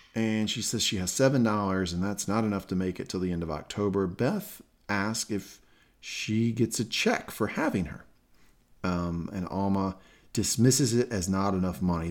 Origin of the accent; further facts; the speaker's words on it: Southern United States, United States; accent: Southern; that Southern accent